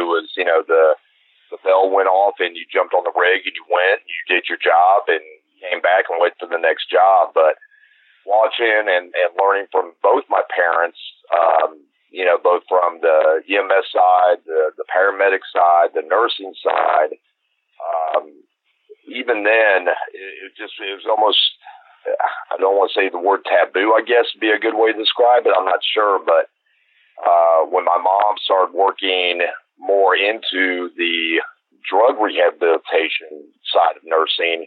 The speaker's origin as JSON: {"language": "English", "town": "Dayton", "region": "Ohio", "country": "United States", "tie": "born or raised there", "moved": "yes", "lives_now": "Cumming, United States", "said": "I was born actually in Dayton, Ohio, to the fire service."}